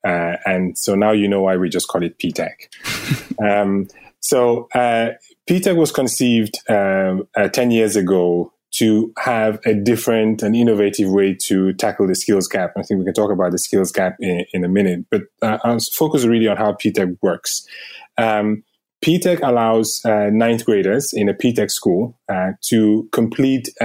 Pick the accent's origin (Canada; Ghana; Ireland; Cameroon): Cameroon; moved away as an adult; also born or lived in United Kingdom / Sweden / Denmark; now in United States; I was born in Africa in a country called Cameroon. And I moved to the U.S. about 8 years ago after, you know, doing work and studying in the U.K